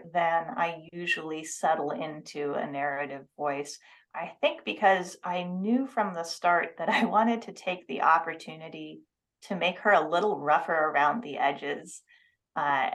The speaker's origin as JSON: {"language": "English", "town": "Seattle", "region": "Washington", "country": "United States", "tie": "born or raised there", "said": "I grew up in the Seattle area"}